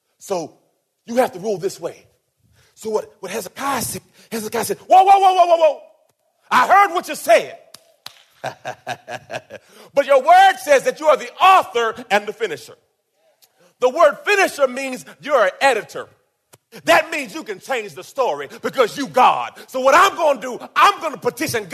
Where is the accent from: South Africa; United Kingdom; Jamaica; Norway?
Jamaica; I was born in Jamaica